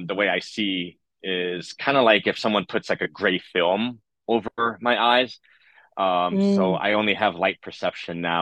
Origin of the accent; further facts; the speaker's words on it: New York City, New York, United States; I was born in East Harlem, Spanish Harlem